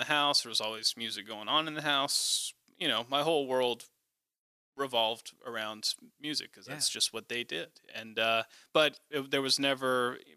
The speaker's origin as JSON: {"language": "English", "town": "Nashville", "region": "Tennessee", "country": "United States", "tie": "born or raised there", "said": "I'm from Nashville"}